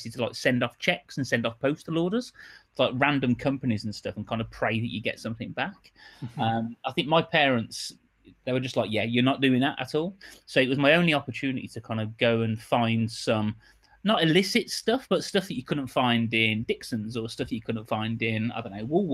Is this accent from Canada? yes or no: no; Birmingham, West Midlands, United Kingdom; I grew up in Birmingham, hence the accent